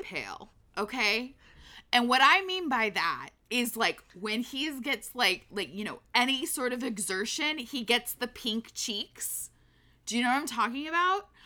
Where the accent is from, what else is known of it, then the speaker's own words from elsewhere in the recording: United States; we are American